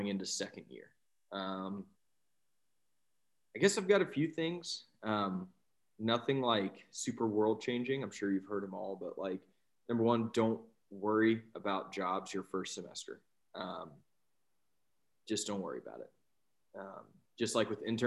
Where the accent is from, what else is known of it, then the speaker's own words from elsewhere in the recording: Blue Ridge Mountains, Southwest Virginia, United States; moved away as an adult; now in Richmond, United States; I grew up in Southwest Virginia in the Blue Ridge Mountains